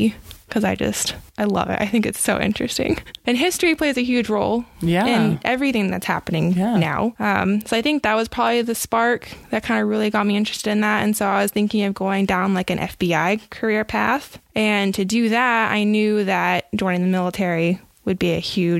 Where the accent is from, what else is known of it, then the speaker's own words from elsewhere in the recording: Austin, Texas, United States; moved away as an adult; now in Utah, United States; growing up in Austin and having the parents and the background that I had